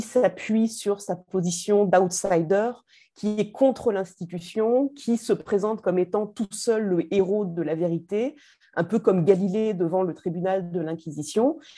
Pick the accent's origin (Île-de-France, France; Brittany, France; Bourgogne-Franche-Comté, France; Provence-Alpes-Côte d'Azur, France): Provence-Alpes-Côte d'Azur, France; Marseille; en tant que Marseillaise